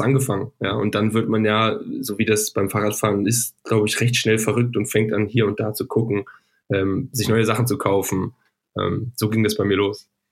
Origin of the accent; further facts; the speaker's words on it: Northern Germany, Germany; ich komme aus dem Norden